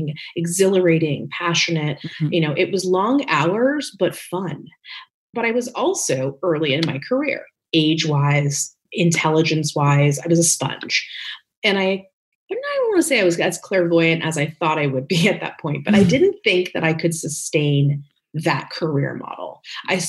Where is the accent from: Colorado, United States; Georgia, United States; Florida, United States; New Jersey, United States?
New Jersey, United States; Northern; moved away as an adult; also born or lived in New York City; now in Los Angeles, United States; I was born in New York City, but really raised in New Jersey, Northern Jersey.